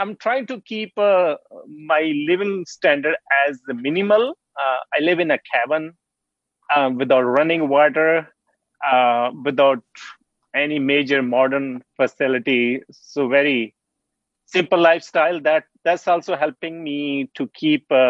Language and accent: English; Punjab, India; also born or lived in Squamish, British Columbia, Canada / Saskatchewan, Canada; now in Whitehorse, Canada; I'm originally from Punjab, which is in the north of India. I was born in a village, Siad, in a small village